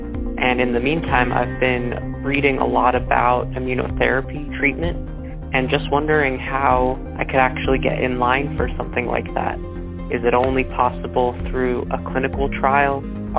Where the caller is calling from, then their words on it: San Francisco, California, United States; I'm calling from San Francisco.